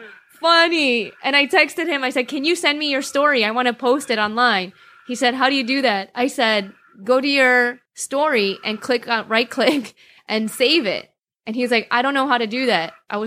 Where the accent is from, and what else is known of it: Chicago, Illinois, United States